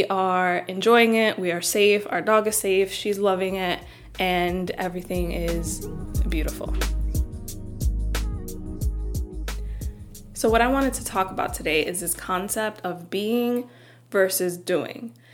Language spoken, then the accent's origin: English; New York City, New York, United States; moved away; also born or lived in New Jersey; I was born and raised in Washington Heights before moving to Jersey